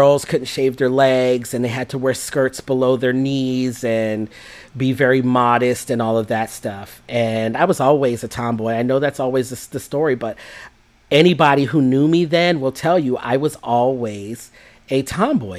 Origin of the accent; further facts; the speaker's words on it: Jamaica; I'm Jamaican